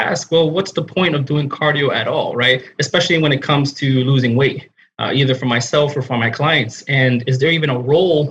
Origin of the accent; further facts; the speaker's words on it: New York, United States; I'm from New York